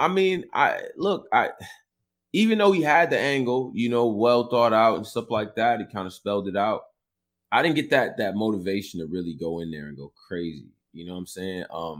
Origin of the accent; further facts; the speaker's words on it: Northeast, United States; I'm from the Northeast.